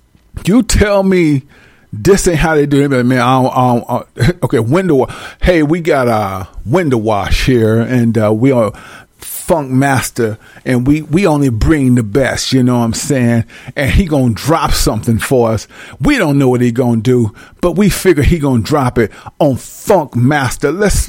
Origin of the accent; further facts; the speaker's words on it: Centreville, Illinois, United States; I'm from, I'm from Centerville, Illinois. Okay. What's that by? It's by East Saint and it's by St. Louis.